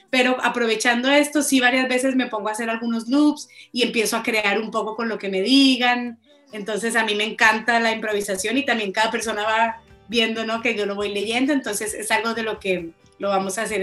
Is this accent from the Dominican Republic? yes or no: no; Colombia; yo me siento como más argentina, como más del sur, y yo decía, no, tengo que hacerle como un, un homenaje a mi país.